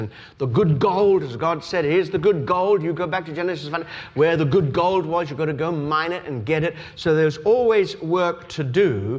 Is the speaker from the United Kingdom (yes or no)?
no; Australia; I told you that I was brought up in Australia